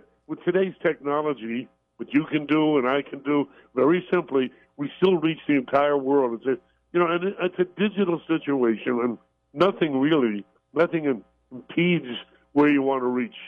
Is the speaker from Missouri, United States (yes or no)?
no; New York City, New York, United States; I was brought up in Brooklyn, New York